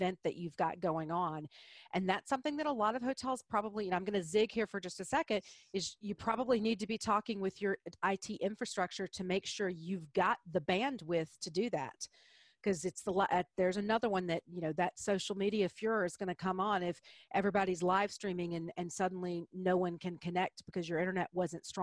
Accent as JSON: {"language": "English", "region": "Deep South", "country": "United States", "said": "I'm from the Deep South"}